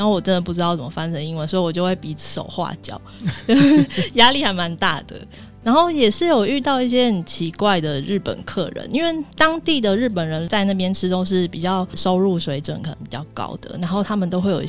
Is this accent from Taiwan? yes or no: yes; Taiwan; 像我，我们台湾人可能工作一年可能是基本吧，然后三年就觉得哎，好了不起哦，就还蛮稳定的。